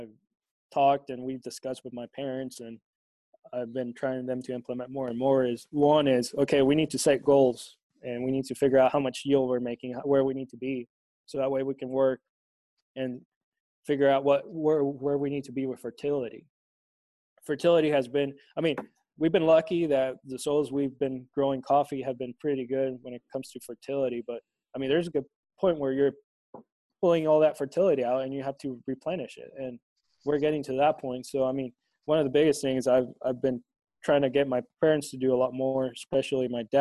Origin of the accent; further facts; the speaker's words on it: Tegucigalpa, Francisco Morazán, Honduras; where I grew up in Tegucigalpa, that's the capital.